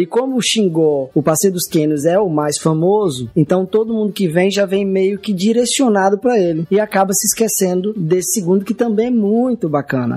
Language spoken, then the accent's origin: Portuguese; Minas Gerais, Brazil; now in Aracaju, Brazil; apesar de não ser sergipano, eu sou mineiro, mas moro aqui há 24 anos